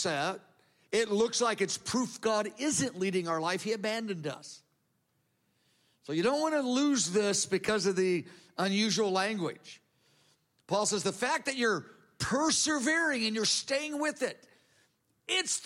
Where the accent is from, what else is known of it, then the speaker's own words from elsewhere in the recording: United States; I'm an American. We don't do it that way here.